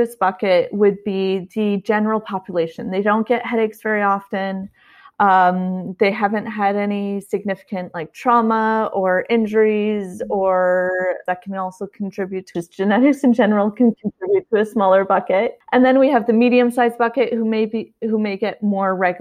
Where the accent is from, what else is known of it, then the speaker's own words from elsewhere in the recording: Canada; moved away as an adult; also born or lived in Ottawa, Canada; now in California, United States; I'm Canadian. I'm currently living in California, but at the time I was in Ottawa, Canada